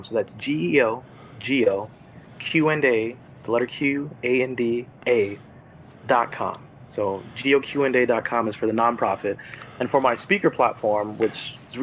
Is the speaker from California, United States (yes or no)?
yes; Los Angeles, California, United States; now in Florida, United States; I'm from Los Angeles, but right now I'm in Florida